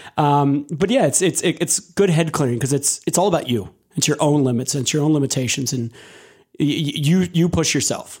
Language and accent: English; Delaware County, Pennsylvania, United States; also born or lived in Lancaster, Pennsylvania; I was originally from Delaware County